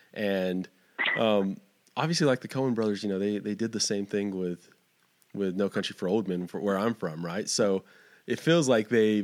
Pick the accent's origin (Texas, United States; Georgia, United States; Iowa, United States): Texas, United States; Fort Stockton; also born or lived in Lubbock, Texas; Well, I've lived here probably 10, 12 years now. I grew up down further south in Fort Stockton, but I've basically lived in West Texas my entire life.